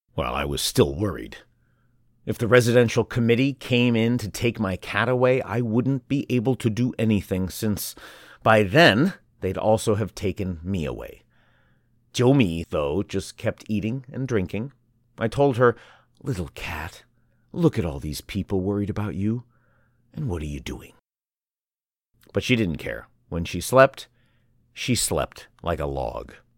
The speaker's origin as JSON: {"language": "English", "region": "Sichuan", "country": "China", "tie": "born or raised there", "moved": "yes", "lives_now": "Shanghai, China", "said": "in my home province, Sichuan"}